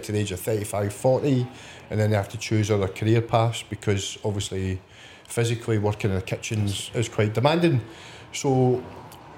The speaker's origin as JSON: {"language": "English", "region": "West Coast of Scotland", "country": "United Kingdom", "tie": "born or raised there", "lives_now": "Edinburgh, United Kingdom", "said": "growing up on the West Coast"}